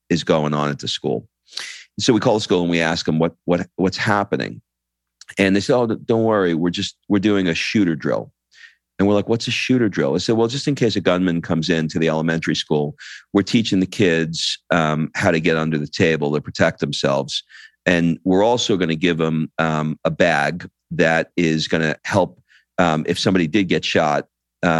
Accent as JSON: {"language": "English", "region": "New York", "country": "United States", "tie": "born or raised there", "moved": "as an adult", "lives_now": "Italy", "said": "I grew up in New York and, you know, I never lived in Europe before"}